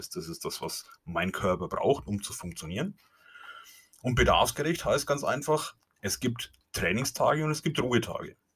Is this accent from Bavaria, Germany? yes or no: yes; Bavaria, Germany; accent: Franconian; Ich komme aus Franken, wie es auch in meinem Dialekt wahrscheinlich nicht ähm, zu überhören ist oder wie es nicht zu meiden ist.